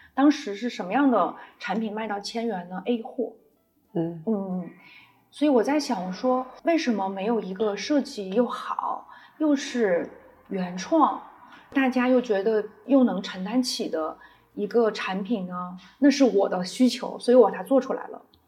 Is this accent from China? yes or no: yes; Shanxi, China; moved away as an adult; also born or lived in Beijing; 我跟我先生，啊，我们都是山西人。山西呢，它是属于汉文明的发源地，中原地区